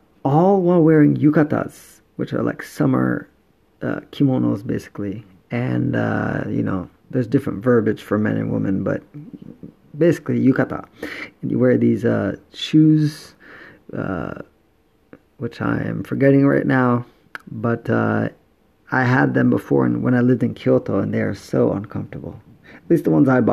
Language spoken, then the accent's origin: English; Jamaica; now in Itoshima, Japan; I'm Jamaican